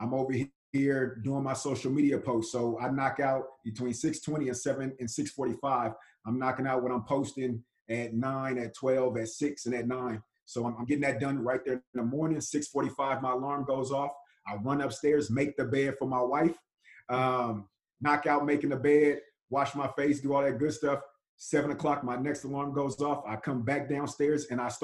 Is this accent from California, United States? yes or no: yes; Richmond, California, United States; I'm from Richmond, California. My mother was 17, father was 18 when they had me